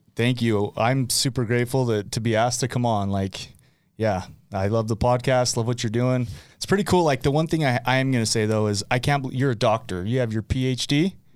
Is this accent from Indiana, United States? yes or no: no; West Point, Utah, United States; also born or lived in Arizona; born and raised in West Point, West Point, Utah